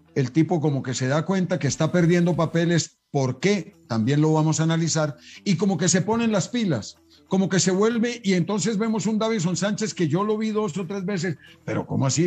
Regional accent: Colombia; also born or lived in Belgium; El futbolista colombiano, el futbolista colombiano, tenemos una tendencia a ese conformismo

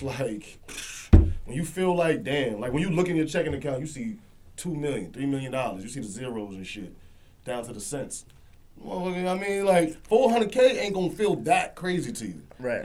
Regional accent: Jamaica; I'm Jamaican

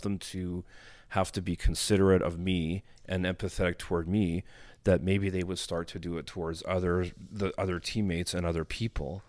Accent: Winnipeg, Manitoba, Canada; I was born in Winnipeg, and I grew up, you know, of course, most of my early, you know, preschool years in Winnipeg

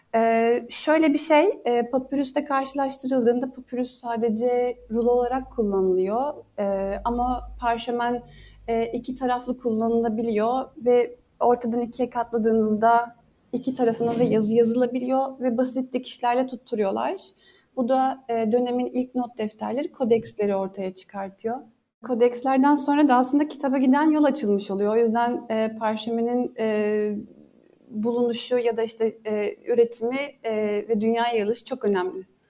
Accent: Bergama, İzmir, Turkey; ben Bergama doğumluyum ve hayatımın büyük e, çoğunluğunu Bergama'da geçirdim.

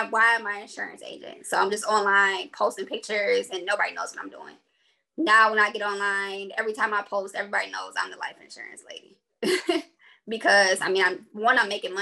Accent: Detroit, Michigan, United States; moved away as an adult; I'm from Detroit originally.

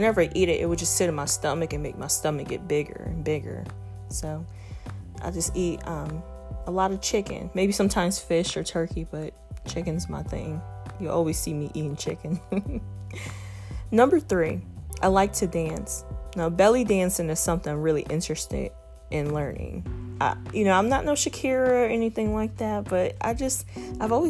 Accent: Toledo, Ohio, United States; moved away; I am from Toledo, Ohio, also known as Mud City, the Mud, 419, that's the area code. I grew up, I've been raised in Toledo, but I haven't lived there in about 7 years

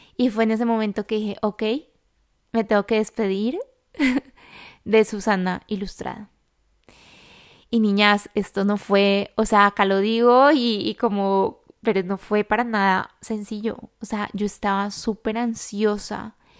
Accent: Colombia; now in Madrid, Spain; yo vivo en Madrid, yo soy colombiana

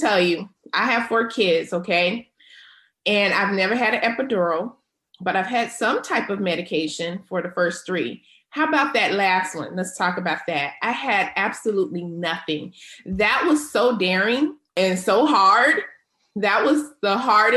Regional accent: Charlotte, North Carolina, United States; now in California, United States; North Carolina, my hometown

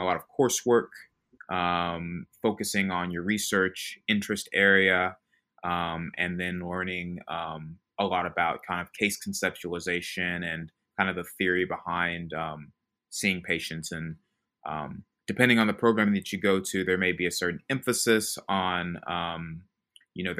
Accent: Little Rock, Arkansas, United States; moved away as an adult; now in Memphis, United States; I'm originally from Little Rock, Arkansas

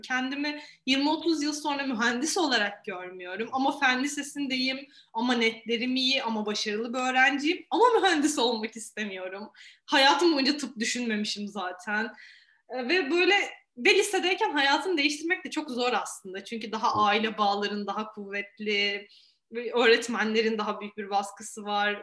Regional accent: Eskişehir, Turkey

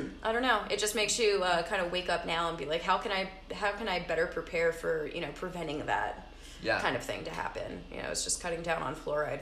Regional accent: New Jersey, United States; I grew up in Jersey

